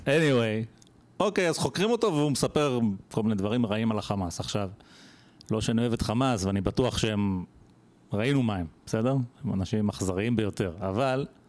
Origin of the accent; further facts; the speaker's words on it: Israel; בתור ישראלי שחי פה